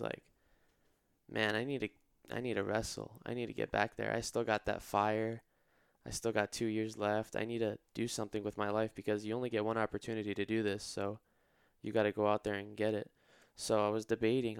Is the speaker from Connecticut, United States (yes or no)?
no; Irvine, California, United States; I'm from Irvine originally, so just about twenty minutes away. I'm a local boy